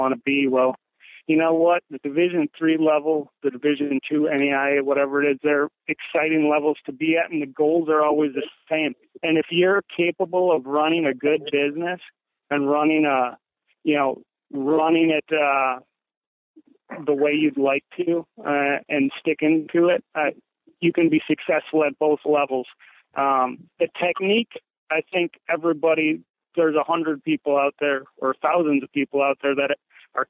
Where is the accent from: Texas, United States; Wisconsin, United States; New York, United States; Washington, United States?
Wisconsin, United States; Lakeland; I came back to my hometown and I started coaching at a program